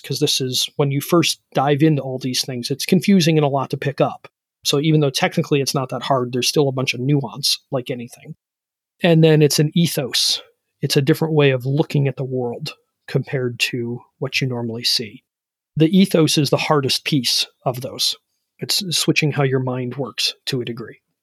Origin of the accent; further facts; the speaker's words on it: Ohio, United States; I'm from Ohio